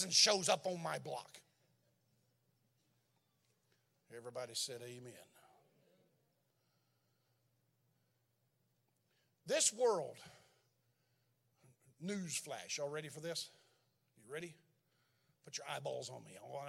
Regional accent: Texas, United States; moved away as an adult; now in Berlin, Germany

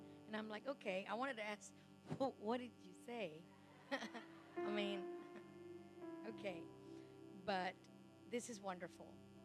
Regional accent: Louisiana, United States; I'm from Louisiana

